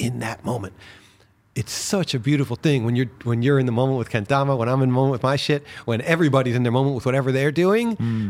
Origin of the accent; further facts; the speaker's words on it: New York City, New York, United States; which worked out great because I was raised in New York City, so there everybody talks fast.